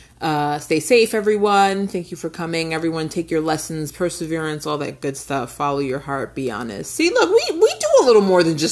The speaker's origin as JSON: {"language": "English", "region": "New York", "country": "United States", "said": "I'm from New York also"}